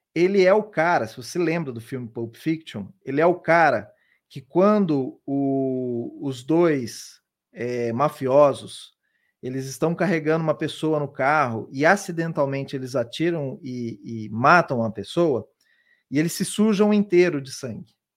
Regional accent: Londrina, Paraná, Brazil; moved away as an adult; now in São Paulo, Brazil; Eu vim lá de Londrina, no Paraná, e já moro aqui em São Paulo, já tem bastante tempo. Então, eu me formei na minha universidade, na universidade lá na, na minha cidade

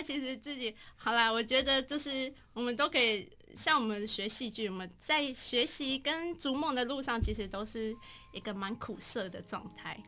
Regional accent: Taichung, Taiwan; 我台中人

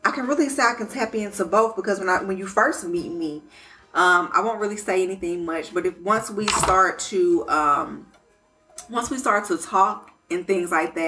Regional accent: Detroit, Michigan, United States; moved away; also born or lived in Colorado / Georgia; I was actually born in Colorado. I'm an Army baby. Both of my parents were in the military together, but I was raised in Detroit

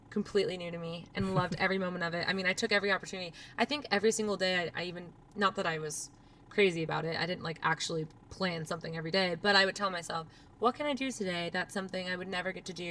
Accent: Lake Havasu City, Arizona, United States; I am from Lake Havasu City, so I grew up in a small town in Arizona, and I went to school at the University of Arizona.

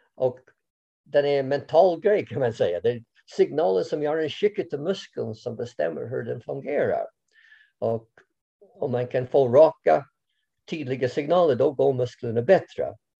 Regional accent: Canada; Swedish is a second language; moved away as an adult; now in Sweden; Jag kommer från Kanada från början

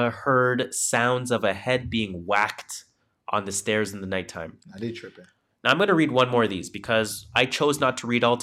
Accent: Canada; The Crown is a UK show, I'm Canadian.

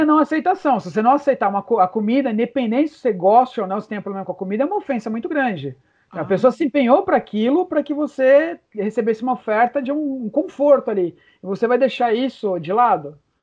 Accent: Brazil

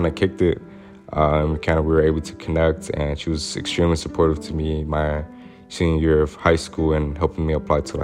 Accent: Little Rock, Arkansas, United States; born or raised there

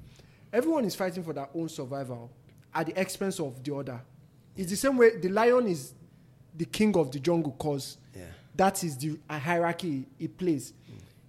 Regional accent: Nigeria; Because we're all from Nigeria

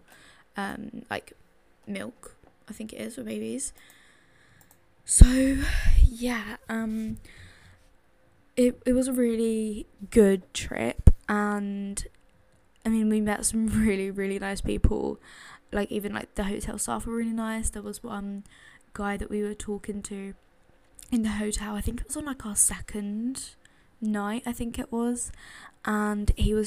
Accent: London, United Kingdom; I come from London. I live in London. I've lived in London my entire life.

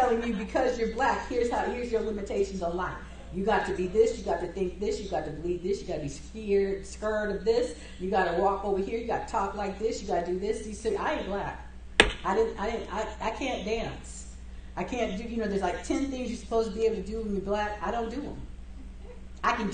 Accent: United States; they know we're American

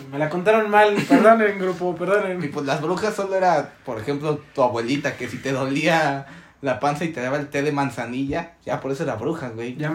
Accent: Puebla, Mexico; yo soy poblano

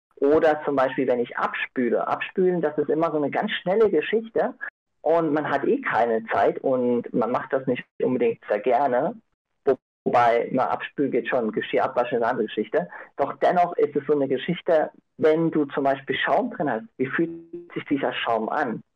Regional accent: Innsbruck, Tyrol, Austria; also born or lived in Ireland; ich komme aus Innsbruck, habe vor fünf Jahren in Irland gelebt

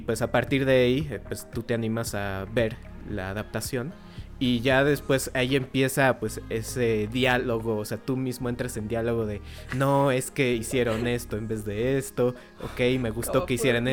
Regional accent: Mexico; como mexicanos

